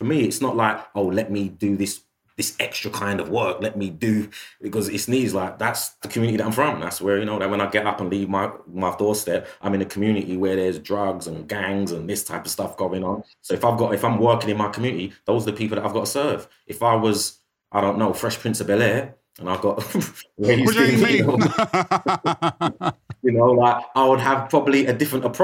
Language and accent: English; United Kingdom; being somebody of African heritage by way of the Caribbean who was born and bred in the United Kingdom